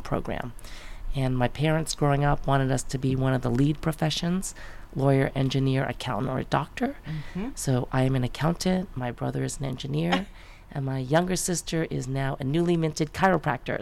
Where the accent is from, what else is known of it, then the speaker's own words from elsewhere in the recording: Great Neck, New York, United States; moved away as an adult; also born or lived in Manhattan / San Francisco; now in California, United States; that's where I was born and raised and lived until I finished college